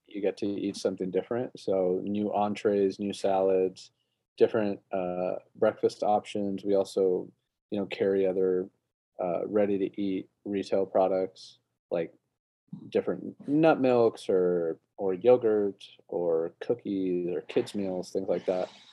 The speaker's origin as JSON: {"language": "English", "region": "Colorado", "country": "United States", "tie": "born or raised there", "said": "when I was growing up in Colorado, we used to get our milk delivered"}